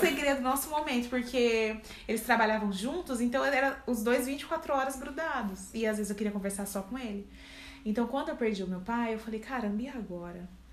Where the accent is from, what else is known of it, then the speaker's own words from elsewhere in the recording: Campinas, São Paulo, Brazil; sou aqui de Campinas